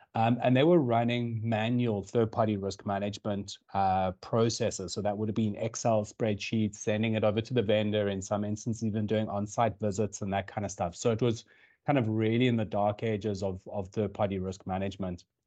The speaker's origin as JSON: {"language": "English", "country": "South Africa", "moved": "as an adult", "lives_now": "Dublin, Ireland", "said": "as you can tell, or potentially tell from the accent, I'm from South Africa. I moved over to Ireland uh, about two years"}